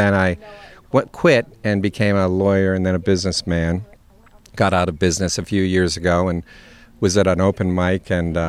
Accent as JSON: {"language": "English", "town": "Grove City", "region": "Pennsylvania", "country": "United States", "tie": "born or raised there", "also_born_or_lived": "Arizona", "moved": "yes", "lives_now": "Sewickley, United States", "said": "I grew up in Grove City."}